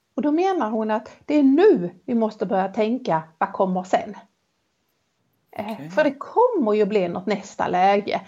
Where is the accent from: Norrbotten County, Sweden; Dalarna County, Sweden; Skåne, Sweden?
Skåne, Sweden; Helsingborg; accent: Helsingborg Scanian; den varianten av min Helsingborgsskånska